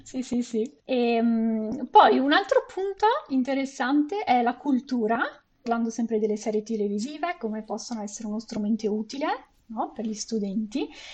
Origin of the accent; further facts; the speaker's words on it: Venice, Veneto, Italy; now in Canada; Sono originaria di Venezia